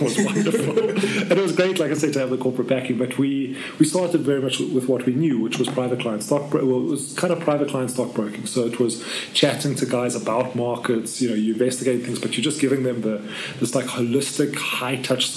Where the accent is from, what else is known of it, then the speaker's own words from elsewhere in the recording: South Africa; I'm South African through and through. I have only a South African passport